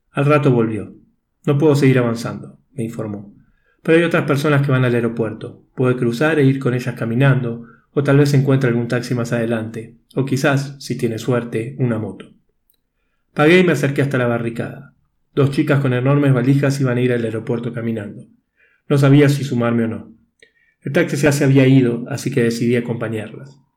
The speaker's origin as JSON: {"language": "Spanish", "country": "Argentina", "lives_now": "Bolivia", "said": "Soy argentino, desde enero vivo en Bolivia y tenía que viajar a Panamá por trabajo."}